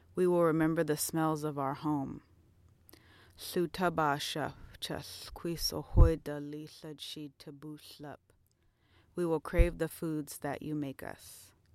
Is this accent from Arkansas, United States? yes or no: no; Tacoma, Washington, United States; I'm from Tacoma, Washington